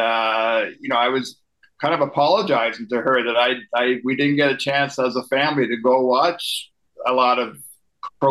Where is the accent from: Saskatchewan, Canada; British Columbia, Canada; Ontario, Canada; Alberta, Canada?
Ontario, Canada; Prescott; I would go home to Prescott, my hometown, Eastern Ontario